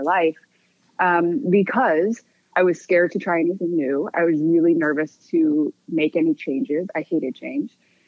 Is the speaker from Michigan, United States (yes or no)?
yes; Michigan, United States; also born or lived in Korea; I was adopted at 4 months old, and I was raised in Michigan in a very white suburb